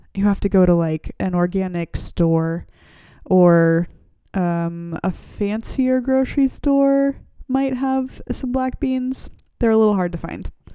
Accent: United States; moved away as an adult; now in Germany

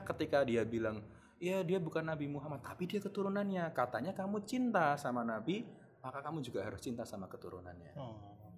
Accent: Java, Indonesia; accent: medok (Javanese)

